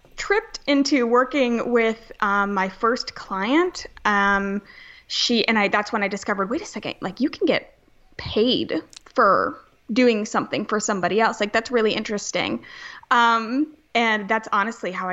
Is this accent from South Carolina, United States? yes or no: yes; Charleston, South Carolina, United States; I'm from Charleston, South Carolina. I was born and raised here